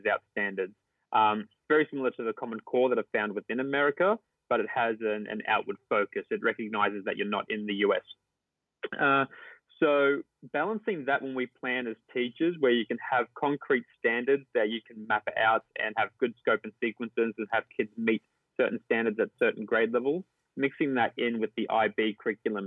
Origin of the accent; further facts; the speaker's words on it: Sunshine Coast, Queensland, Australia; moved away as an adult; now in Singapore; I'm from the Sunshine Coast in Queensland. I grew up in the country and beside the beach.